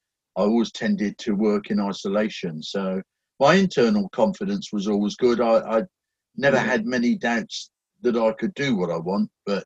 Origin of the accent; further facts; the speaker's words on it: England, United Kingdom; also born or lived in Germany; Actually, I was an army baby, so I was born in Germany. My dad was in the British forces in Germany, and I spent probably the first 10 years of my life shuffling backwards and forwards between England and Germany as his postings changed.